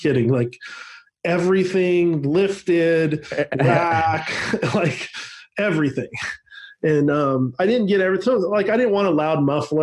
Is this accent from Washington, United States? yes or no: yes; Seattle, Washington, United States; growing up in Seattle